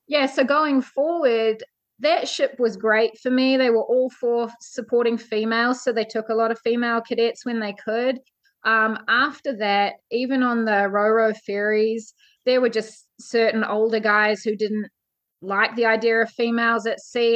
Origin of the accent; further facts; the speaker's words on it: New Zealand; I'm from New Zealand. I grew up on a farm.